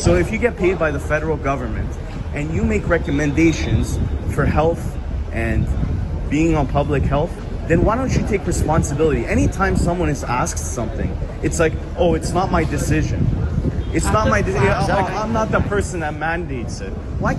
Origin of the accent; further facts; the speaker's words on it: Toronto, Ontario, Canada; I'm excited. I'm from Toronto. I've never seen her.